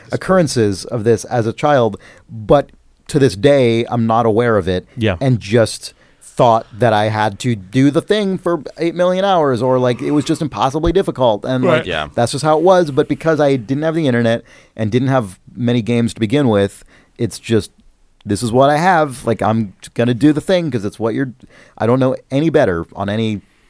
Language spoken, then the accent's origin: English; United States